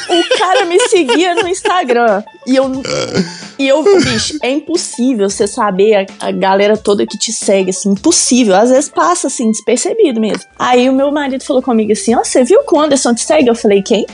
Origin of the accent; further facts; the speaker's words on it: Belo Horizonte, Minas Gerais, Brazil; now in Sarzedo, Brazil; Eu sou de Belo Horizonte